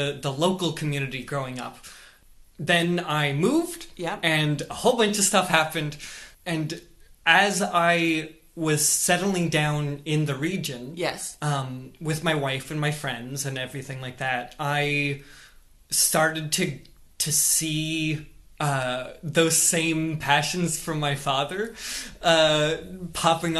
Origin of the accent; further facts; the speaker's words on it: Brooklin, Ontario, Canada; I grew up in Brooklin, Ontario